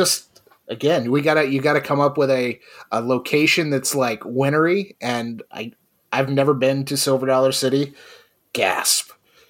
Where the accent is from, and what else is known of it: North Carolina, United States; born or raised there